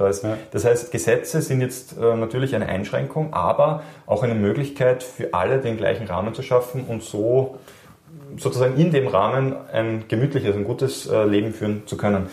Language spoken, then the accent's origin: German; Austria; wir als Österreicher